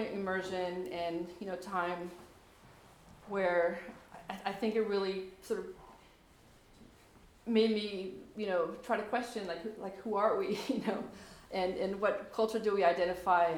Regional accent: Anchorage, Alaska, United States; I was raised in Anchorage and wasn't born in Alaska

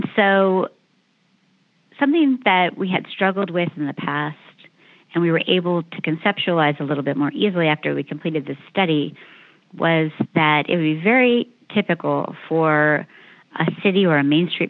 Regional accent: Danville, Pennsylvania, United States; moved away; in my hometown of Danville, Pennsylvania

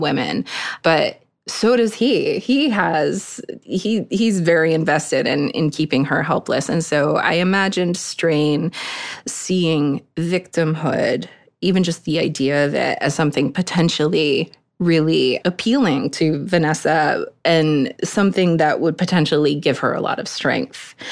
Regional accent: Eastern Maine, United States; I grew up in Eastern Maine

